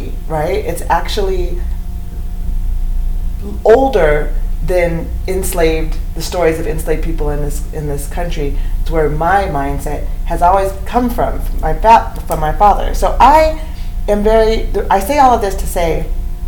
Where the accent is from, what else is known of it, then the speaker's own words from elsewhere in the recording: Eugene, Oregon, United States; also born or lived in Cottage Grove, Oregon; growing up in Eugene and living in Cottage Grove, Oregon